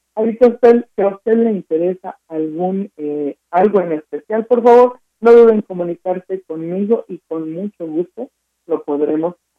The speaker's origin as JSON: {"language": "Spanish", "country": "Mexico", "said": "nosotros consumimos como mexicanos"}